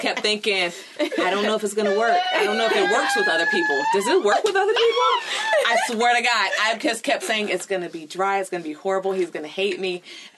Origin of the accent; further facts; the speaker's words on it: California, United States